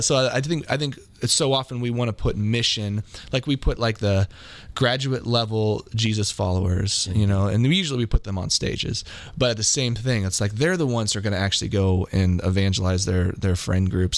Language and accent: English; Kansas City, Missouri, United States; also born or lived in Hawaii / Manhattan, Kansas; I basically grew up in Kansas City since then. So Kansas City has been my home since I was very little